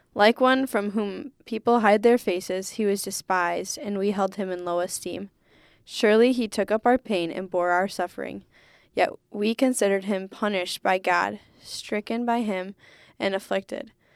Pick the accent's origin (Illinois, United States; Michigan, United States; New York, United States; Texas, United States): Michigan, United States; Holland; moved away as an adult; also born or lived in Ann Arbor, Michigan; I grew up in Holland